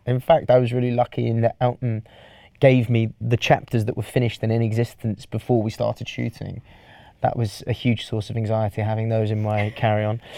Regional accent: Welsh, Wales, United Kingdom; I'm Welsh

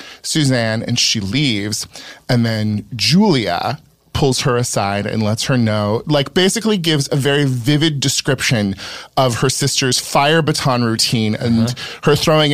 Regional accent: West Coast, United States; I am from the West Coast and was raised relatively

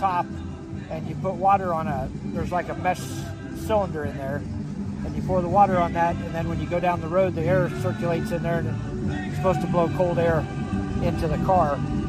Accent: Ainsworth, Iowa, United States

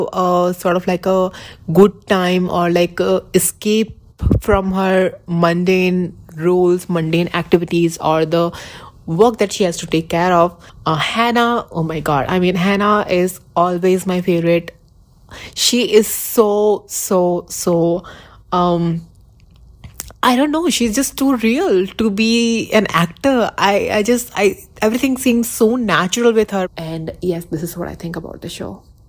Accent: Rajasthan, India; I am from India

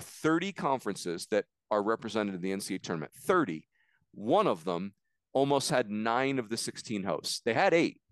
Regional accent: East Coast, United States; moved away as an adult; also born or lived in Arizona; I grew up on the East Coast

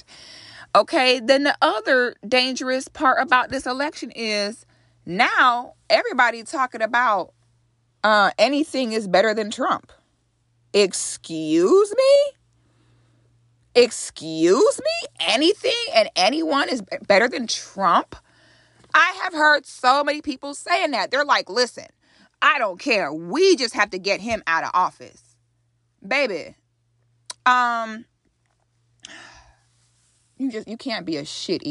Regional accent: United States; an African born in America

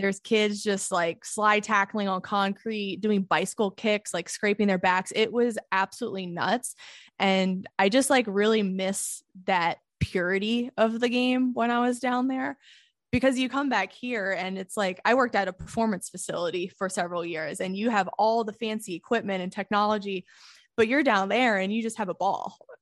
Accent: United States; as an American woman

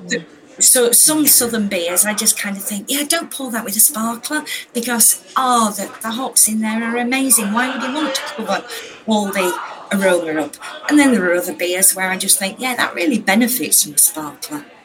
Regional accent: Yorkshire and the Humber, United Kingdom; I am a northerner. I'm from Yorkshire

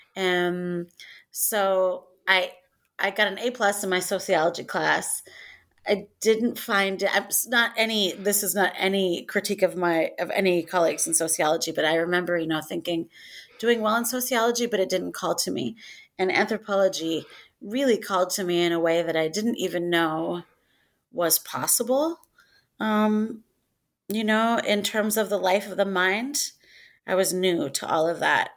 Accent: Northwest Iowa, United States; I'm from Northwest Iowa

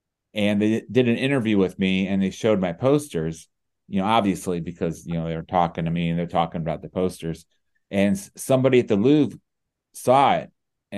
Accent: Cleveland, Ohio, United States; also born or lived in Detroit; I grew up in the Cleveland area, Cleveland, Ohio, and yes, I do. I still live here.

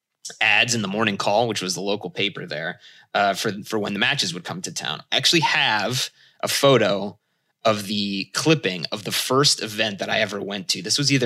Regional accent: Allentown, Pennsylvania, United States; also born or lived in Bethlehem, Pennsylvania; I grew up in the Lehigh Valley in Pennsylvania, Allentown and Bethlehem, Pennsylvania to be specific.

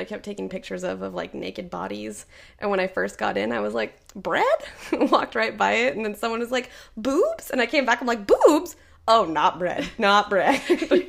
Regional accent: Oregon, United States

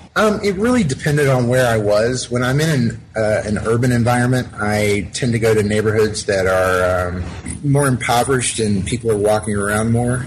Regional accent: Alpharetta, Georgia, United States; I grew up in Alpharetta, Georgia, which is a suburb just north of Atlanta

